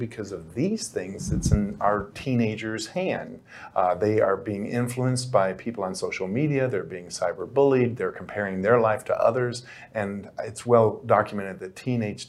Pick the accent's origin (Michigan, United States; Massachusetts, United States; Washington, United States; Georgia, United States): Michigan, United States; Detroit; I grew up in Detroit, which was a rough town